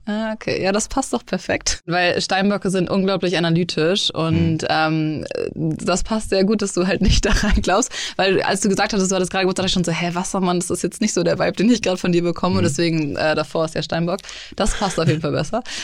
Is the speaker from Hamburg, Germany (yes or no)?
yes; Hamburg, Germany; moved away as an adult; also born or lived in Munich / Los Angeles; ich bin 30, gebürtig aus Hamburg, äh, habe zwischendurch sieben Jahre in München gelebt, auch